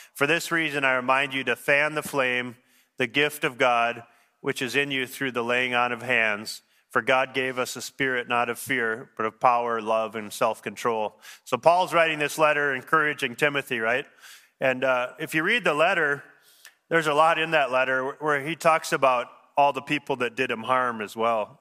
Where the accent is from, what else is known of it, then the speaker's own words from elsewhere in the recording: Wayzata, Minnesota, United States; moved away as an adult; also born or lived in Thailand / Haiti; I grew up in Wyzetta